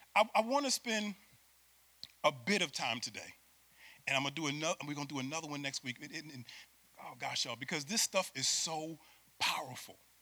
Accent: Syracuse, New York, United States; moved away as an adult; now in Florida, United States; I'm from Syracuse, New York, and I'm a city boy

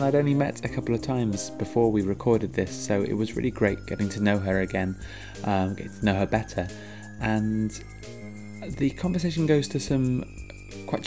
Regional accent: Cornwall, South West England, United Kingdom; I grew up in Cornwall

